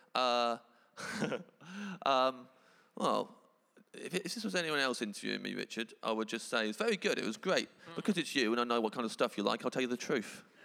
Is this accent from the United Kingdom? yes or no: yes; England, United Kingdom; I'm English